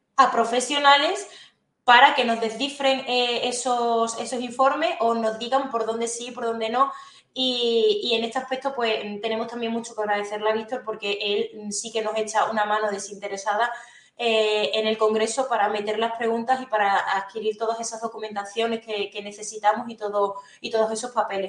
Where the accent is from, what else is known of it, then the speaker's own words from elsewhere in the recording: Alconchel, Extremadura, Spain; como una alconcelera más defendiendo mi pueblo